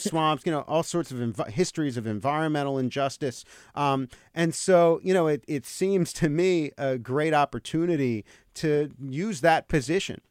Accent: Marlton, New Jersey, United States; moved away as an adult; also born or lived in Los Angeles; I grew up in, I grew up in New Jersey, in southern New Jersey, uh, in a, in a s, town called Marlton, about ten minutes from Camden.

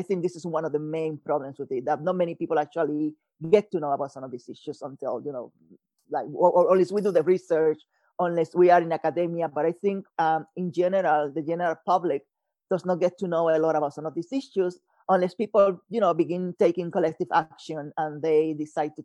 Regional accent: Puerto Rico; moved away as an adult; also born or lived in New Jersey / Mexico / Florida; growing up in Puerto Rico

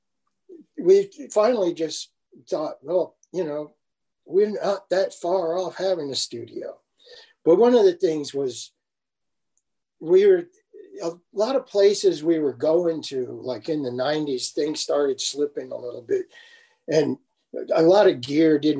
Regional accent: Texas, United States; now in New York, United States; I'm originally from Texas

